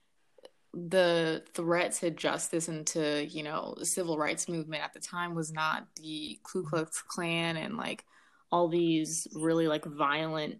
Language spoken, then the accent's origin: English; United States; first language Amharic; I'm from here. I was born and raised. I'm American. I'm Black American